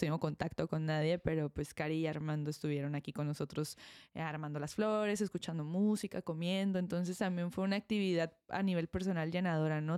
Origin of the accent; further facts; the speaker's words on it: Mexico; nosotros como mexicanos estamos acostumbrados a tener unas bodas grandes